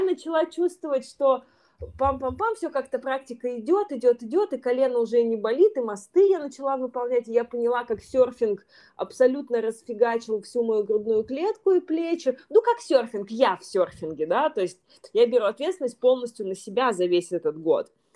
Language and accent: Russian; Yekaterinburg, Sverdlovsk Oblast, Russia; moved away as an adult; also born or lived in Saint Petersburg, Russia; now in Bali, Indonesia; сама я из Екатеринбурга, у меня была школа в Екатеринбурге, потом я переехала в Петербург